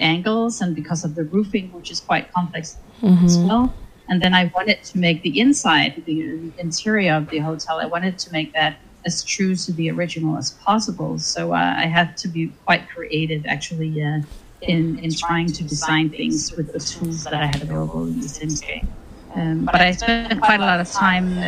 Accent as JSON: {"language": "English", "country": "Denmark", "said": "I'm from Denmark"}